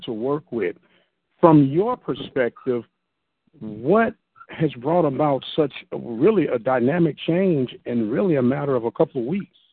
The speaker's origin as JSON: {"language": "English", "town": "St. Louis", "region": "Missouri", "country": "United States", "said": "I'm in from St. Louis"}